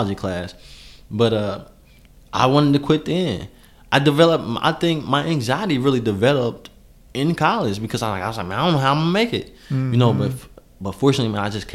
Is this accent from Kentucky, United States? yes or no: yes; Lexington, Kentucky, United States; also born or lived in Pennsylvania